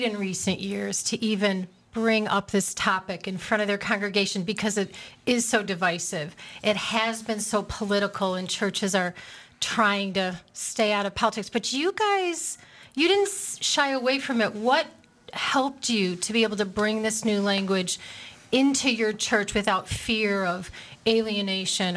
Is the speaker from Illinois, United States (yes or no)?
yes; Chicago, Illinois, United States; I'm from Chicago